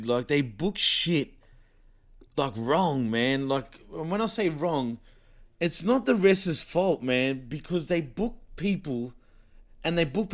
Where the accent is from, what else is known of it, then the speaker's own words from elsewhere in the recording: Australia; I'm from Australia